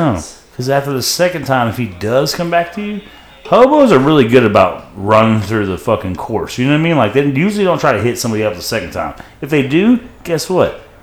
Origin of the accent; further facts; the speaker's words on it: Pasadena, Texas, United States; my hometown of Pasadena, Texas